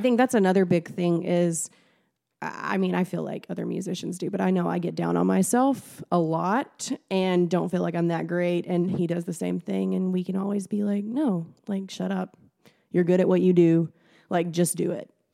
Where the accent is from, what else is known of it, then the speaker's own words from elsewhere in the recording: near Paducah, Western Kentucky, United States; I grew up in Western Kentucky, near Paducah